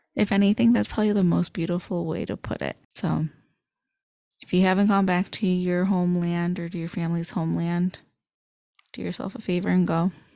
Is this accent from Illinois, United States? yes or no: yes; suburbs of Chicago, Illinois, United States; I'm from the Chicagoland area. So I grew up in the suburbs of Chicago